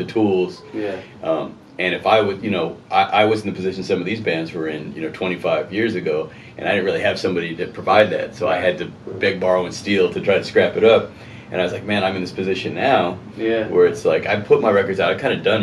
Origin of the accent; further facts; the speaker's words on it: Riverside, California, United States; It's my hometown